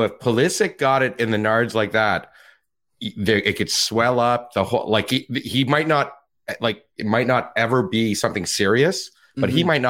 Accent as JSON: {"language": "English", "country": "Canada", "said": "as a Canadian"}